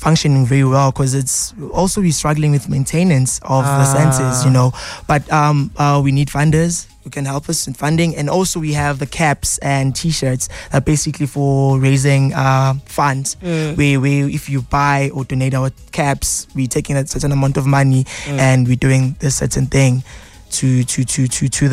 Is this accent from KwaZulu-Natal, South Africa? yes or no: no; Johannesburg, Gauteng, South Africa; me growing up in Hillbro, you know, me growing up in a community that's known for all negative things like crime, drugs.